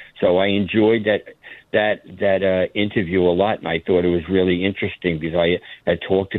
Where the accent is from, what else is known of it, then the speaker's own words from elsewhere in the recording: Long Island, New York, United States; now in West Palm Beach, United States; I grew up in Long Island.